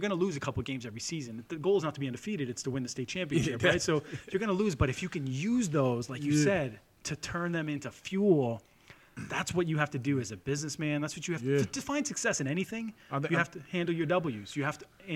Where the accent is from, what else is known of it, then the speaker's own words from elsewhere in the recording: Lynn, Massachusetts, United States; we're all three of us are Lynn guys